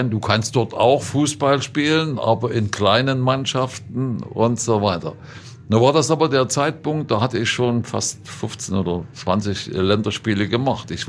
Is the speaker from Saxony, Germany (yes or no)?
yes; Zwickau, Saxony, Germany; Ich bin hier in Zwickau und Planitz äh, geboren, meine Familie da, die ganzen Bekannten und Verwandten hier